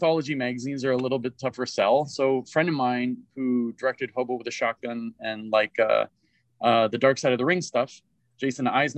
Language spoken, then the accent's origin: English; Toronto, Ontario, Canada; now in Montreal, Canada; when I was growing up in Toronto, we were all part of Raid Studios